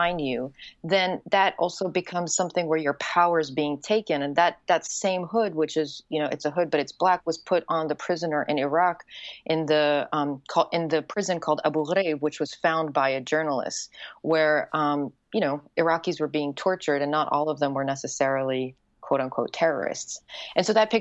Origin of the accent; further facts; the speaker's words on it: Yemen; also born or lived in Wales / New York / Morocco / Bosnia; now in United States; where I grew up, which is Yemen